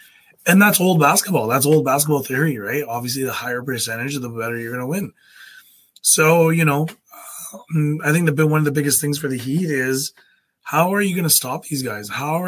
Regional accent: Winnipeg, Manitoba, Canada; Oh, Canada. We're in Canada. Winnipeg.

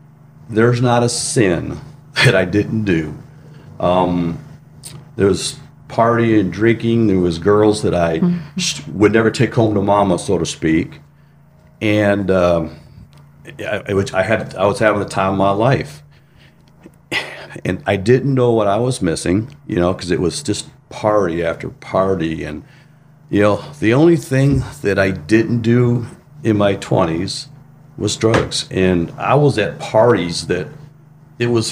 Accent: Michigan, United States; I grew up in a small town in Michigan

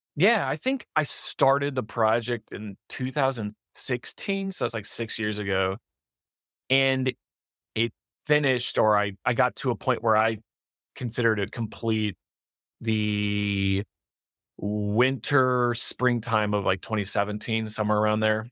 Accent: Detroit, Michigan, United States; I'm I'm from Detroit

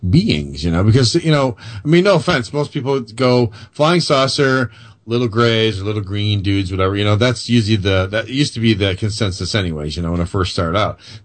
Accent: Illinois, United States; I'm an Illinoisan, a Yankee

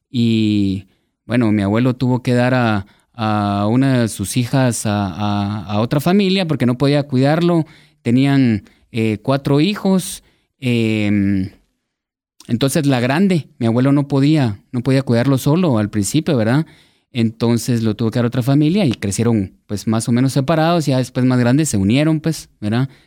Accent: Guatemala; born or raised there

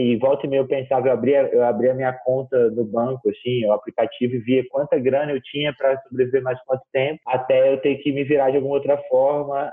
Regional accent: Brasília, Federal District, Brazil; also born or lived in Rio de Janeiro; sou natural do Rio de Janeiro, moro em Brasília há quase 20 anos, tenho 25 anos, então moro em Brasília quase que a minha vida inteira, eu vim para Brasília com 5 aninhos

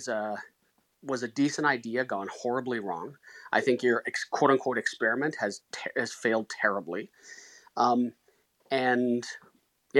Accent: Canada; I'm Canadian.

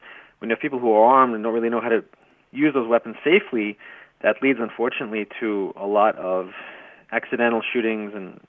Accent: Kiryat Arba, West Bank, Palestine; I grew up in Kiryat Arba, which is next to Hebron, Al-Halil, as they say in Arabic.

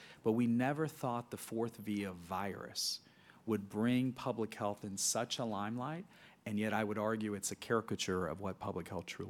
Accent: Cincinnati, Ohio, United States; And so I'm from Cincinnati, so it's Joe Burrow, but you name your quarterback.

